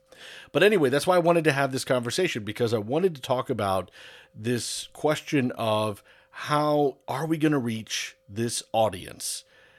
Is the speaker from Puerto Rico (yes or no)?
yes; Puerto Rico; first language English; even though I was born in Puerto Rico, English is my first language, so I always preferred the news and or sports in English.